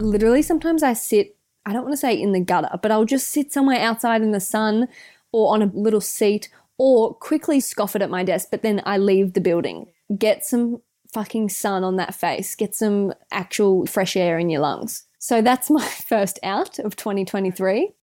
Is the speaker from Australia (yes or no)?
yes; Australia; accent: Aussie; our Aussie accents